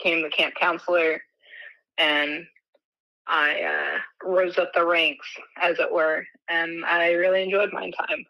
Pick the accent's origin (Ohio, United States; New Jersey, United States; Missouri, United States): Missouri, United States; Springfield; I'm from Springfield, Missouri